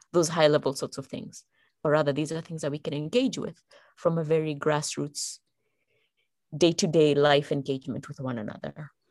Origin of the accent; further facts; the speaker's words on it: Kenya; moved away as an adult; And I'm originally from Kenya. I come from Kenya. That's where I was born and raised.